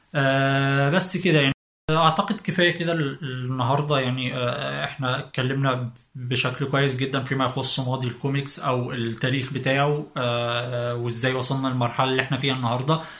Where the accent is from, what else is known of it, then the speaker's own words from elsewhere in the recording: Egypt; إحنا كمصريين